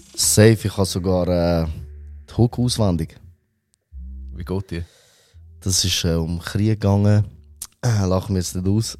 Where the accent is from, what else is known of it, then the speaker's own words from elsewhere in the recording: Wetzikon, Zurich, Switzerland; first language Albanian; Ich bin in Robenhausen aufgewachsen